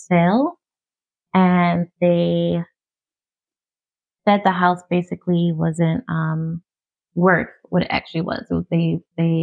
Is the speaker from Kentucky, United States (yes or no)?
no; New York, United States; That's where I'm from.